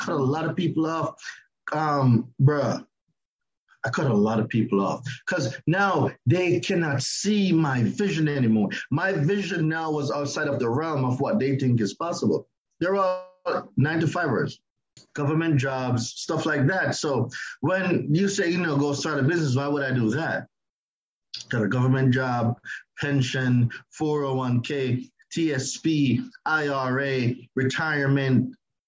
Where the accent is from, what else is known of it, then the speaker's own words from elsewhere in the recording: Jamaica; moved away as an adult; now in United States; I'm Jamaican. I've only been living in the United States going 12 years now.